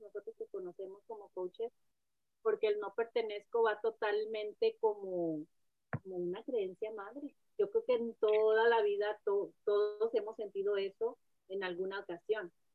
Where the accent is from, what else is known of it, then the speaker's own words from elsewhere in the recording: Mexico; moved away; la inmigrante o como la mexicana que vive donde no debe de vivir